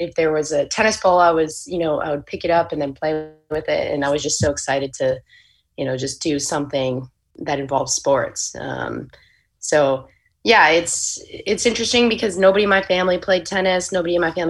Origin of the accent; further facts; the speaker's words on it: Pennsylvania, United States; moved away; also born or lived in Florida; growing up when I was younger in Pennsylvania